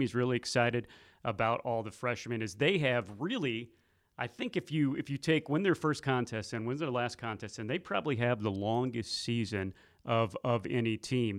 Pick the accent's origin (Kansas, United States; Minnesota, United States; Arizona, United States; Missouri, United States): Missouri, United States; moved away; I come from Missouri, a big, a big farming state